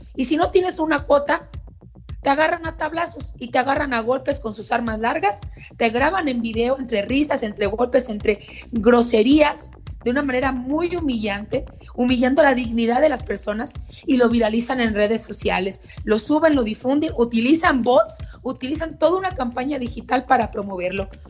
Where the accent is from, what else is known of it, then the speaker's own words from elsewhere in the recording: Sonora, Mexico; also born or lived in Mexico City; mi lugar de origen, donde nací en Sonora